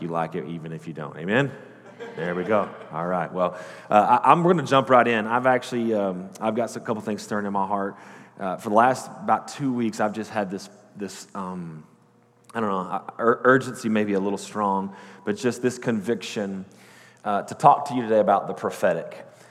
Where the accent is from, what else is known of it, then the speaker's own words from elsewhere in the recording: Post, Texas, United States; also born or lived in Lubbock, Texas / Midland, Texas; I was born and raised in Post, Texas.